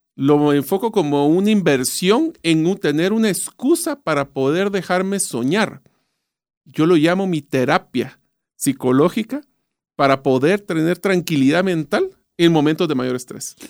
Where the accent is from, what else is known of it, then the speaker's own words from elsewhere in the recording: Guatemala; yo nací, crecí, estudié en Guatemala, así que yo sí soy bien arraigado a mis raíces